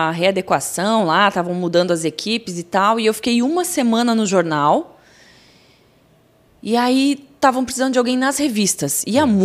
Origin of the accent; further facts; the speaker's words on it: Curitiba, Paraná, Brazil; Curitiba. Curitibana.